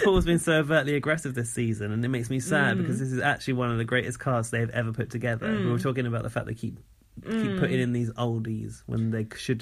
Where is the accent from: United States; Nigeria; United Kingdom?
United Kingdom; we're British